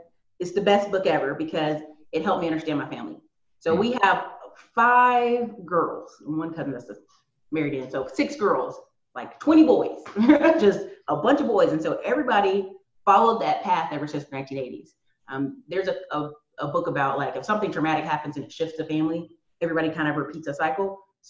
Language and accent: English; North Carolina, United States; also born or lived in Alaska / Tennessee / Maryland; So a lot of people know I'm from the Carolinas, but I was a military kid, so I lived in Alaska. Lived in Tennessee, lived in Maryland a bit, but mostly North Carolina.